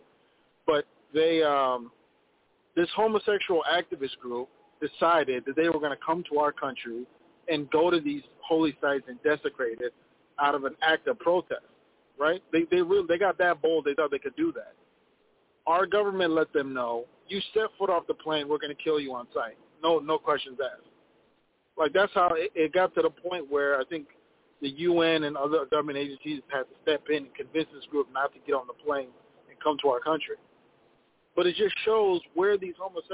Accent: Ethiopia; now in Minneapolis, United States; in my home country, Ethiopia

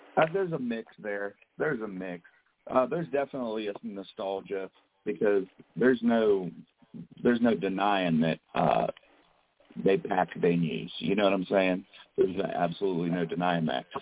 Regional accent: Mannington, West Virginia, United States; Mannington, West Virginia, here where I'm sitting right now, my hometown

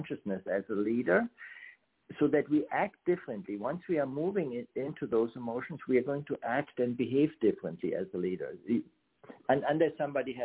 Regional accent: Germany; moved away as an adult; now in United States; I grew up in Germany on the western side

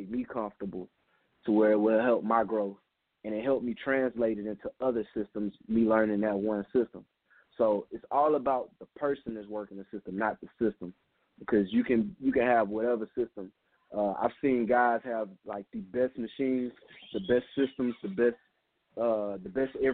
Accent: Louisiana, United States; also born or lived in New Orleans; I'm from Louisiana. I claim the whole state. Main reason why, because I done live pretty much everywhere. I live in New Orleans right now

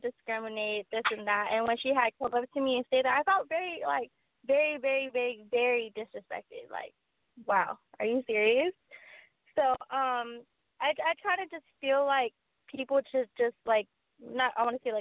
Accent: Carson, California, United States; I'm from Carson, California

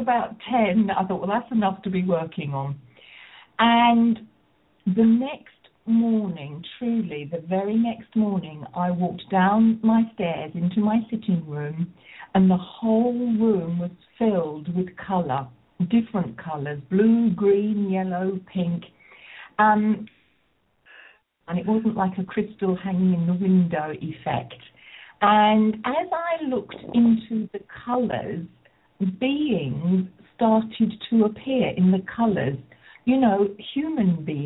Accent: Rochester, South East England, United Kingdom; I come from Rochester in Kent in the southeast of England

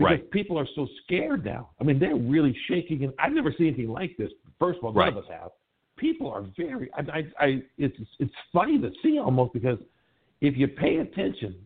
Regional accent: Milwaukee, Wisconsin, United States; now in Los Angeles, United States; I'm from back east, man. I was born in Milwaukee

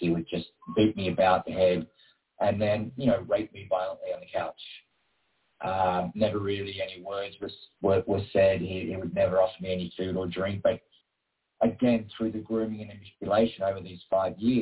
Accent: Queanbeyan, New South Wales, Australia; I grew up in a little town called Queanbeyan, which is just outside of Canberra

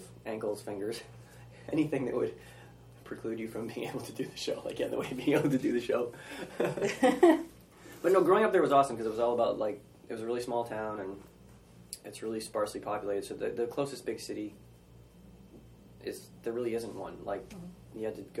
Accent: northern Maine, United States; also born or lived in Massachusetts; now in New York City, United States; I moved to Maine when I was 8. I was born in Massachusetts and... moved to Maine when I was in third grade.

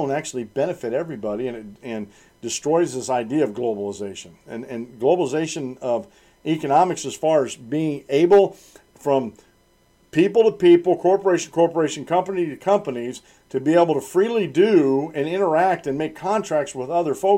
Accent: United States; I'm a native born American

